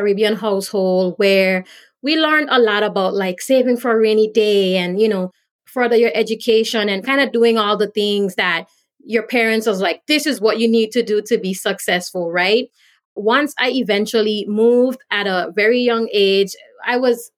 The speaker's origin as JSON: {"language": "English", "country": "British Virgin Islands", "tie": "born or raised there", "also_born_or_lived": "U.S. Virgin Islands", "moved": "yes", "lives_now": "Florida, United States", "said": "I grew up in the British Virgin Islands and I was born in the U.S. Virgin Islands"}